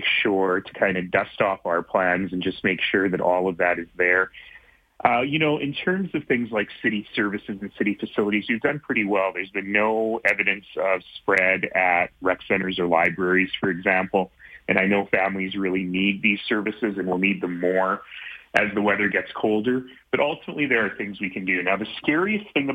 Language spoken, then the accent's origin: English; Calgary, Alberta, Canada; spent my first few years growing up in Marlborough here in Calgary